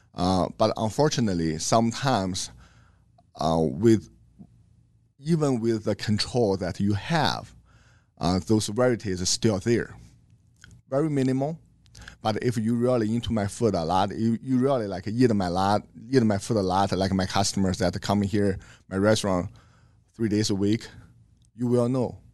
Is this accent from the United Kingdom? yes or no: no; China; English is a second language; moved away as an adult; now in Omaha, United States; I grew up in China